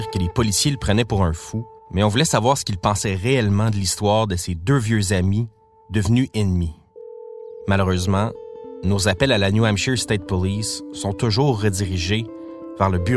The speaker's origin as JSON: {"language": "French", "region": "Quebec", "country": "Canada", "said": "On est des Québécois."}